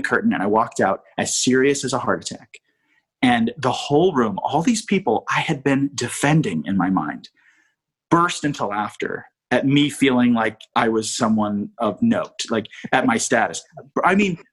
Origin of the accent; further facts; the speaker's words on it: East Coast, United States; I'm from the East Coast